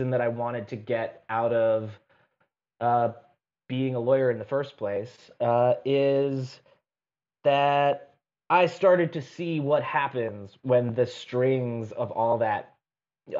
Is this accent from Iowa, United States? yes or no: no; outside of Hartford, Connecticut, United States; moved away as an adult; also born or lived in New York City; now in Detroit, United States; I grew up outside of Hartford, Connecticut, kind of near the like that notch at the top of Connecticut along the Massachusetts border